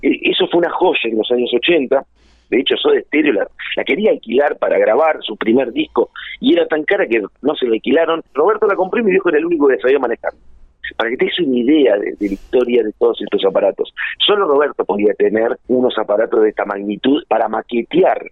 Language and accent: Spanish; Junín, Buenos Aires Province, Argentina; moved away as an adult; yo soy nacido en Buenos Aires, pero obviamente mi familia es de Junín, mi padre y mi madre, y nos venimos a vivir a Junín